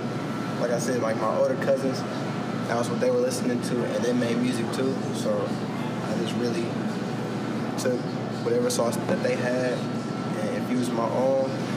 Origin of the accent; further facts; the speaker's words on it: Kansas City, Kansas, United States; I grew up in Kansas City, Kansas, Wyandotte County area, school at Washington High School.